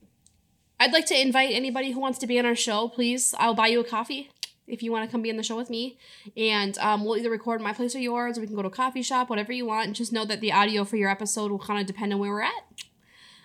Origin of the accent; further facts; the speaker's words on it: Minnesota, United States; I'm such a Minnesotan.